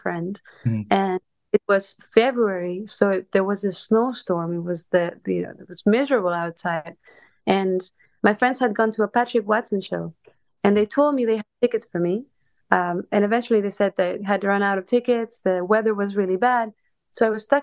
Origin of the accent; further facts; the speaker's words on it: a small city south of Barcelona, Catalonia, Spain; moved away; I'm originally from Spain. I grew up in a small city in the south of Barcelona.